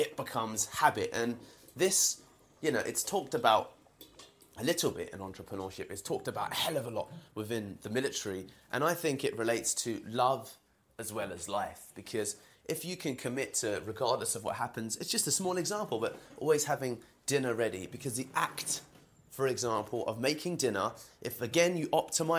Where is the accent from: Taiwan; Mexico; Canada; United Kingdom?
United Kingdom; London; I'm from London, as you can hear from my accent.